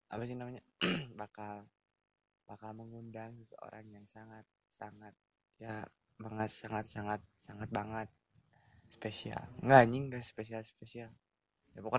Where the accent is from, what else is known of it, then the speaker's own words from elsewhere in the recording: Pangalengan, West Java, Indonesia; also born or lived in Garut; sakit ya benar uh, di masa uh, eh, dua tiga tahun di, di kecamatan Cikajang dan dibesarkan di kota Bandung bukan kota sih ini